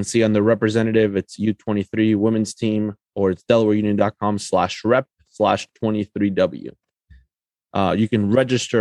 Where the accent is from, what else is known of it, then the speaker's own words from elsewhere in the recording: Coral Springs, Florida, United States; moved away; I grew up in Coral Springs, Florida